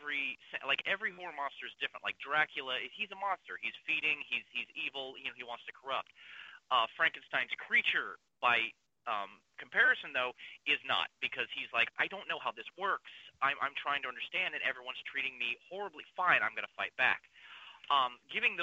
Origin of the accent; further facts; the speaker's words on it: Kansas City, Missouri, United States; I was born and raised in Northeast Kansas City